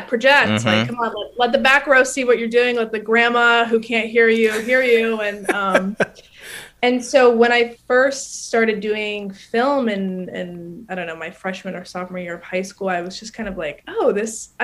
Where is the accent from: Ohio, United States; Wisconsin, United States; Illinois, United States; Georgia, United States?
Ohio, United States; Cleveland; moved away as an adult; now in New York, United States; I'm originally from Cleveland, Ohio